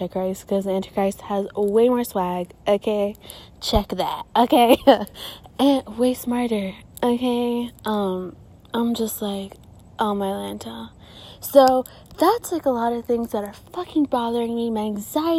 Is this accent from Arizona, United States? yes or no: yes; Gilbert, Arizona, United States; I'm from Gilbert